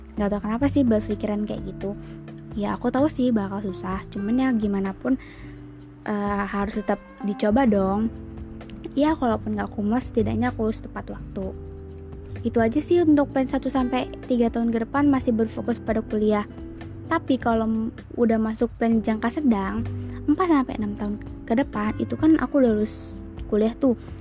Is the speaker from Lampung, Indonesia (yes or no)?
yes; Bandar Lampung, Lampung, Indonesia; Aku berasal dari Kota Bandar Lampung